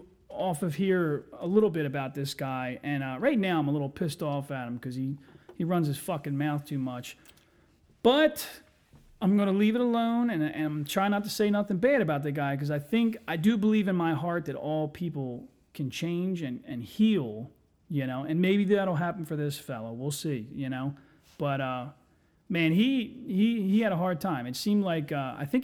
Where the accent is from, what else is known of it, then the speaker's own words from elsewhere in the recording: Chester, Pennsylvania, United States; we grew up in Chester